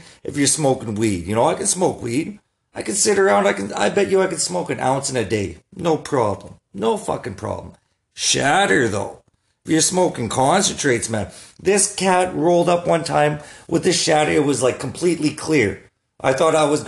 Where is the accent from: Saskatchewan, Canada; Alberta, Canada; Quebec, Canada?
Saskatchewan, Canada; Saskatoon; I'm from Saskatoon.